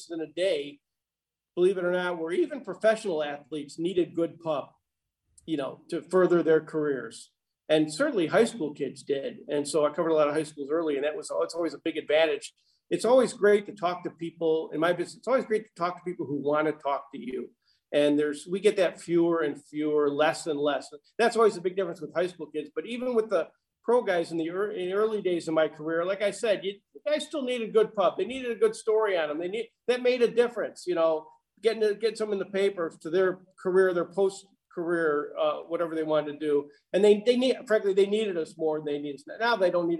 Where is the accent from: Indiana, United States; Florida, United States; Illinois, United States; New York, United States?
Illinois, United States; Chicago; moved away as an adult; also born or lived in Columbia, Missouri / Little Rock, Arkansas / St. Louis, Missouri; I'm from Chicago